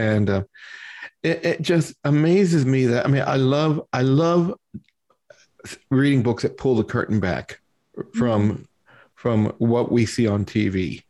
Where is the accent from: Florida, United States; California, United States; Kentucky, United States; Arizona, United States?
Kentucky, United States; Louisville; now in Richmond, United States; I'm a transplant from Louisville, Kentucky.